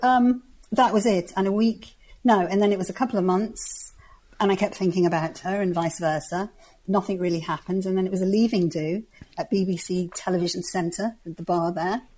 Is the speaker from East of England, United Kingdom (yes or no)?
no; the Wirral, North West England, United Kingdom; I come from the northwest. I come from the Wirral, which is near Liverpool.